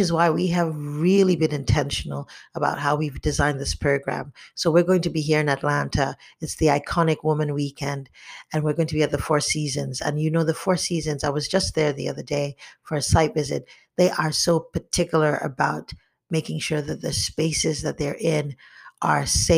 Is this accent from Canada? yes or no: no; Nigeria; growing up in Nigeria